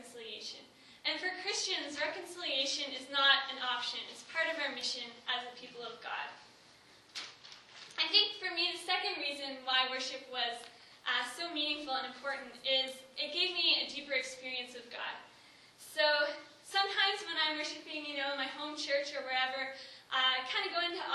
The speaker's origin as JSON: {"language": "English", "town": "Kentville", "region": "Nova Scotia", "country": "Canada", "said": "I am from Kentville, Nova Scotia."}